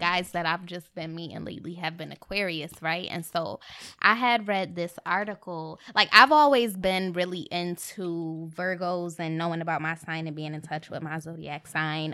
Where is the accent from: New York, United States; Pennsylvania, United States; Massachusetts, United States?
New York, United States; Rochester; moved away; I'm from Rochester, upstate New